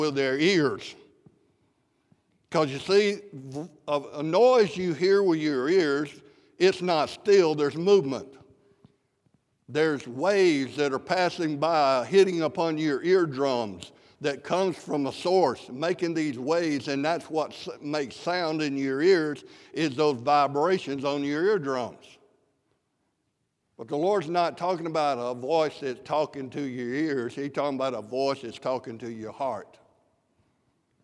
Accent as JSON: {"language": "English", "region": "South Mississippi", "country": "United States", "said": "I'm from South Mississippi"}